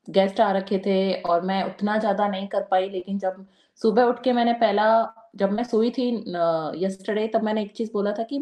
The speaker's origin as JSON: {"language": "Hindi", "region": "Rajasthan", "country": "India", "said": "राजस्थान में तो मैं राजस्थान से बिलोंग करती हूँ"}